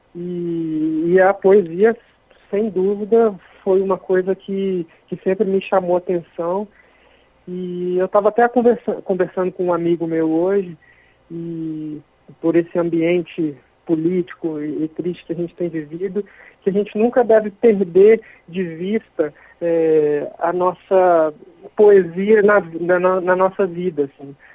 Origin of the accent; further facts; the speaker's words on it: Minas Gerais, Brazil; sou mineiro, sou de uma cidade muito pequena do interior da Zona da Mata, que tem 30 mil habitantes